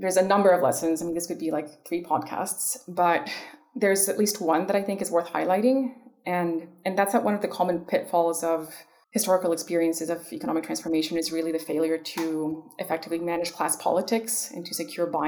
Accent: Ecuador; moved away; I grew up in Ecuador at the height of neoliberalism in the 90s

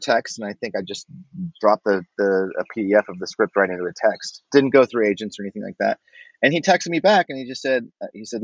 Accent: Denver, Colorado, United States; I would have been 12, 13 years old in 1978 in North Denver

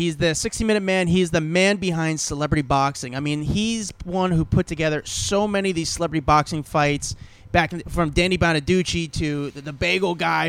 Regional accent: Union, New Jersey, United States; I'm from Union.

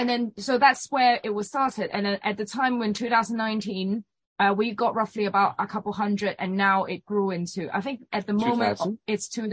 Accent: Hong Kong; moved away as an adult; now in Brighton, United Kingdom; Yeah, we came from Hong Kong.

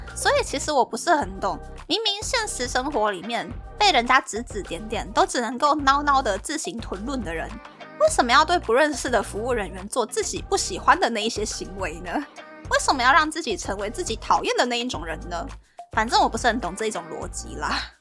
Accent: Taiwan; moved away as an adult; now in Japan; 身为台湾人的我就已经先不行了

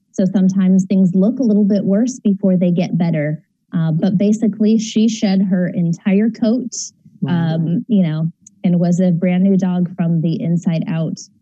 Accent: San Diego, California, United States; now in Orange County, United States; I'm in Orange County now, but from San Diego

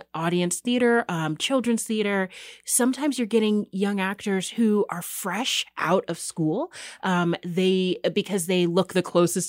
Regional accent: California, United States; moved away; I come from the San Francisco Bay Area, where we're competing with the booming tech industry

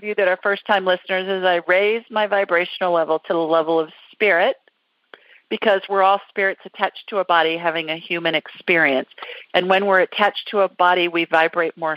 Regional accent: Columbus, Ohio, United States; City of my birth

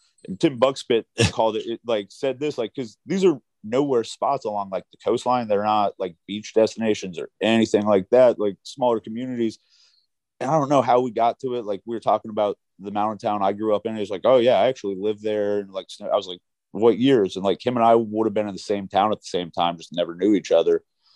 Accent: Philadelphia, Pennsylvania, United States; I'm from Philadelphia, where my government trusts me to take left-hand turns and pump my own gas.

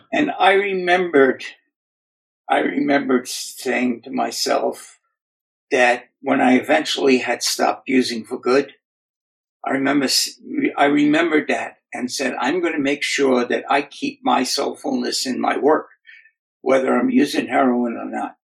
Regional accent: New York City, New York, United States; moved away as an adult; now in Southern California, United States; I grew up in the Bronx in New York City. Uh, I currently live now in Southern California, in beach town

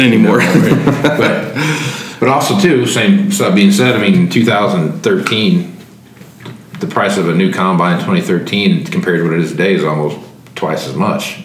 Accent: Wichita, Kansas, United States; I grew up in Wichita and, and in Kansas there

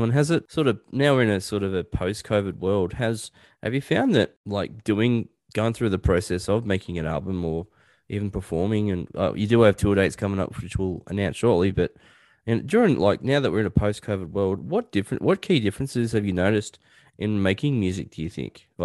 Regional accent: Newcastle, New South Wales, Australia; moved away; my old neck of the woods. That's where I grew up out in Newcastle.

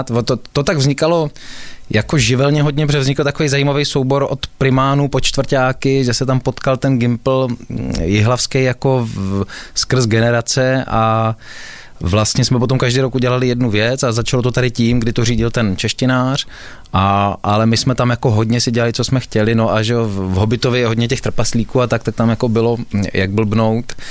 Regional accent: Czechia; Ale to máme i hodně rádi my, eh, Češi

